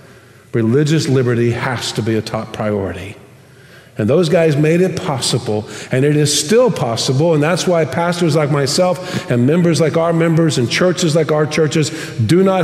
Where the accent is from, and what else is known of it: United States; now in Tomball, United States